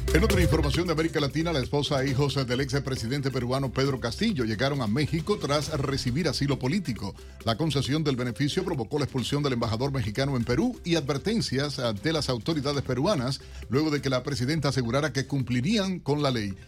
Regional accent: Cuba; moved away; como cubano también, aunque salí de la isla hace tantísimos

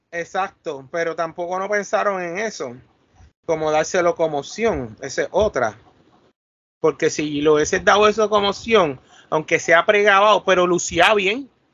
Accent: Puerto Rico; Nosotros, los mismos poricuas

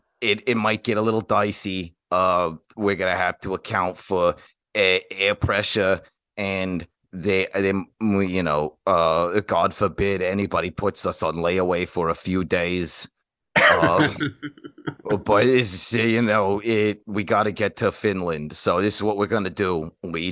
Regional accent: Newark, New Jersey, United States; I'm from Newark, New Jersey. It's not technically New England, but it's close enough.

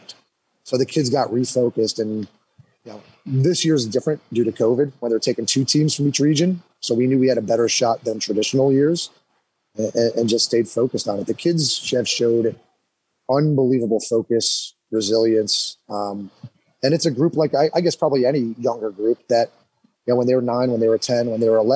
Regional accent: Scranton, Pennsylvania, United States; I grew up in the Scranton area

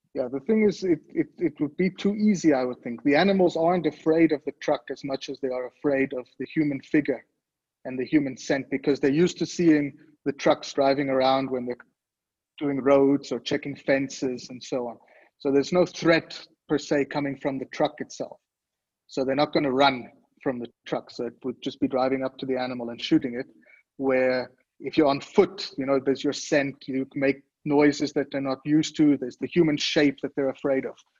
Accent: Switzerland; moved away as an adult; now in South Africa; born and raised in Switzerland, but I came to South Africa from a very young age to a family game farm. I moved down here once I graduated school

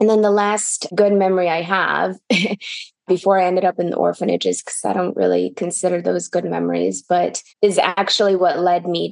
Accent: Michigan, United States; English is a second language; moved away as an adult; also born or lived in St. Petersburg, Russia; now in Los Angeles, United States; I grew up in Michigan and now I'm here

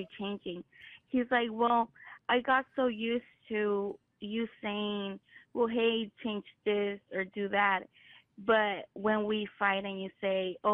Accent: California, United States; I was raised here in California

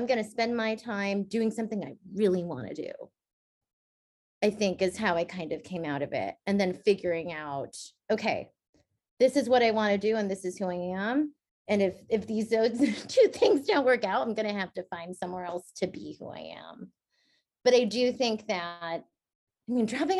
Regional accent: the Bay Area, California, United States; I grew up in the Bay

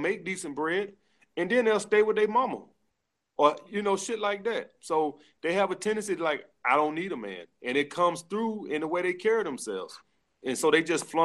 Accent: the South, United States; now in New York, United States; I'm from the South

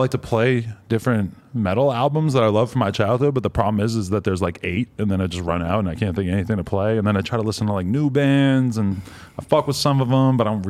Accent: Worcester, Massachusetts, United States; I grew up near Worcester, Massachusetts.

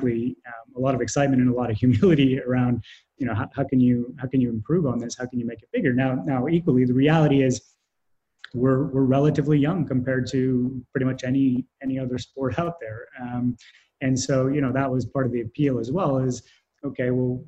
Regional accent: Canada; I'm Canadian

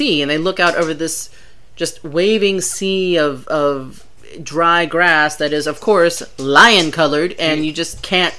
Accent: United States; I'm your Carolina girl

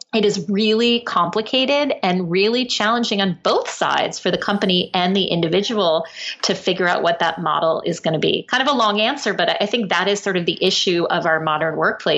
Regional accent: Norwalk, Connecticut, United States; I grew up in Norwalk, Connecticut

